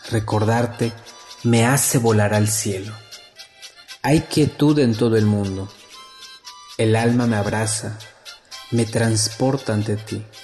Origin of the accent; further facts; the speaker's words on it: Tixcacalcupul, Yucatán, Mexico; Soy originario de Tixcacalcupul, Yucatán.